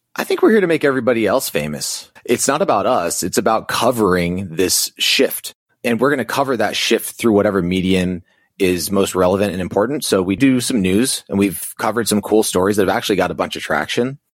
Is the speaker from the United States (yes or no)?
yes; Navajo Indian Reservation, New Mexico, United States; I grew up on the Navajo Indian Reservation in New Mexico, lived there for about twenty years.